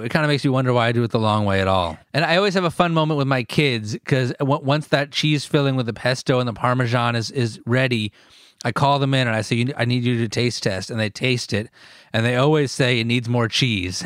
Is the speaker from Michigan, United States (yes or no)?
no; Northern New Jersey, United States; I'm born and raised in New Jersey